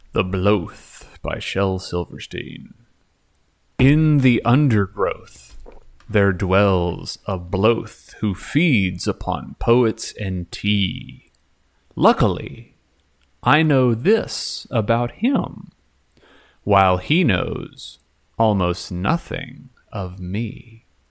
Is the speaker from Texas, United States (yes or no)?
yes; Texas, United States; Growing up in Texas